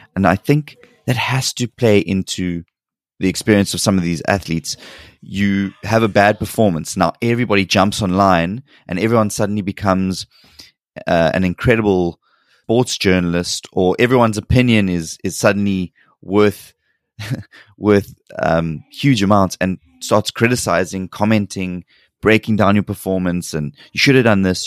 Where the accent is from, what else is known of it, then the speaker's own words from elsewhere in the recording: South Africa; moved away as an adult; now in South Korea; growing up and living in South Africa